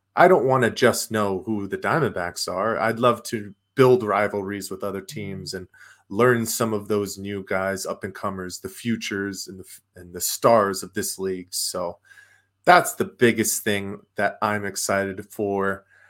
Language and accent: English; the Valley, Arizona, United States; I grew up here in the Valley, so I'm a Valley fan